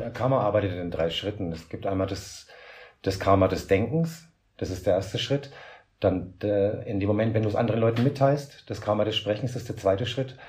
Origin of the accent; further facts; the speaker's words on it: Franconia, Bavaria, Germany; moved away as an adult; now in Gran Canaria, Spain; ich komme halt familiär aus, aus Bayern vom Dorf